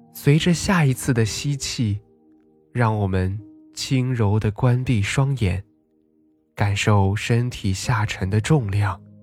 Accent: Nalati Grassland, Xinjiang, China; 我家乡那拉提大草原

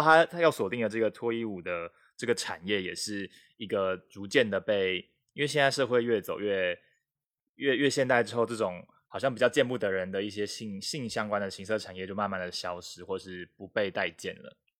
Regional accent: Taiwan; 我是台湾人

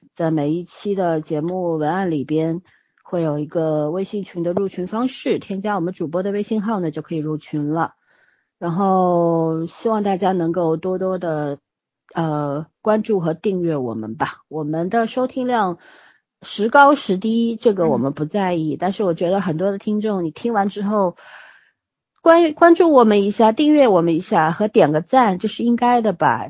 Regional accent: China; 我们中国人

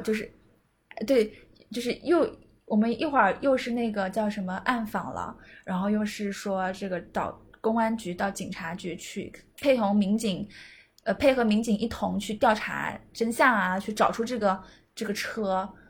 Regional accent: Nanjing, Jiangsu, China; 我作为南京人，我经常会呢呢不分

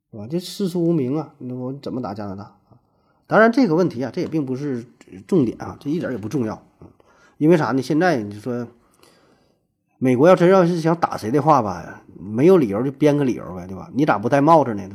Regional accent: Northeast China, China; accent: Northeastern (Dongbei); 我说话带东北口音

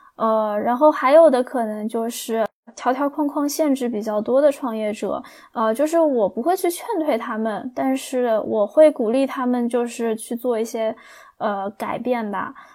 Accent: China; 我们中国人有句话叫

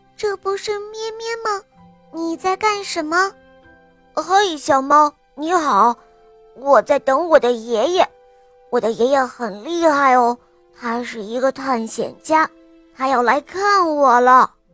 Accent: Beijing, China; 我今年五岁了，我来自于北京

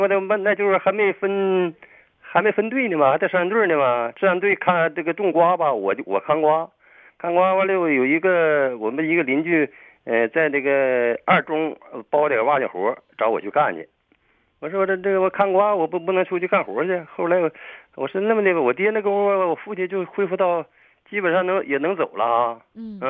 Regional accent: Harbin, Heilongjiang, China; moved away as an adult; now in Shenyang, China; 我是哈尔滨的

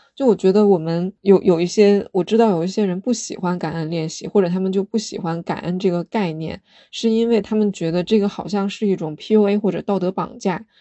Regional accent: China; 我们生在中国

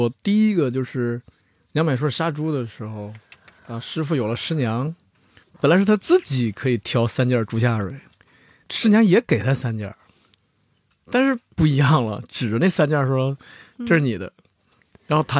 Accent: China; 我觉得我们中国人就是跟亲戚啊、朋友的这个倾诉啊

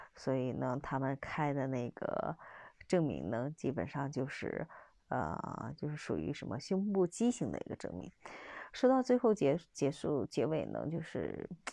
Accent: China; 我们出生在我们中国，成为我们中国人啊

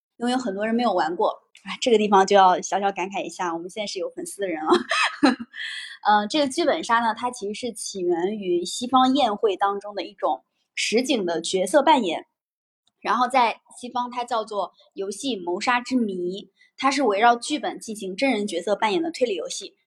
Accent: northern China, China; 明显我是一个北方人

